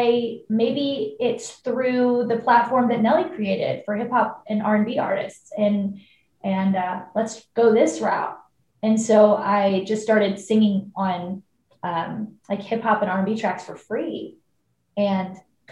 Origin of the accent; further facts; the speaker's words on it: Waterloo, Illinois, United States; moved away; I'm from Waterloo, Illinois, but it's like 45 minutes from downtown St. Louis